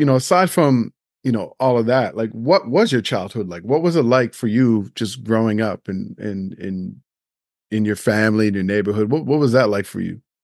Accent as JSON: {"language": "English", "region": "Nova Scotia", "country": "Canada", "tie": "born or raised there", "moved": "yes", "lives_now": "Toronto, Canada", "said": "I grew up in Nova Scotia"}